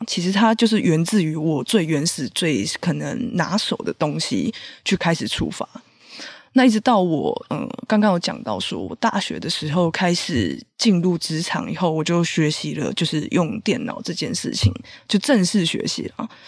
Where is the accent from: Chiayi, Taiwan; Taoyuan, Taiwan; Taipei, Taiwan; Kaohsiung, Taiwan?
Taipei, Taiwan; 因为毕竟我是台北人嘛